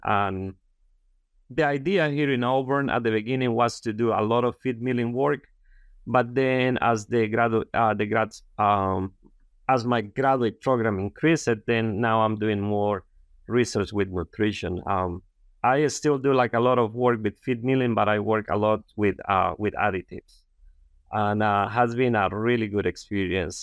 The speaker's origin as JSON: {"language": "English", "country": "Honduras", "tie": "born or raised there", "also_born_or_lived": "San Pedro Sula, Honduras", "second_language": "English", "moved": "as an adult", "said": "I'm, uh, from a very rural area in Honduras, and, um, you know, like, I grew up, you know, planting corn and beans."}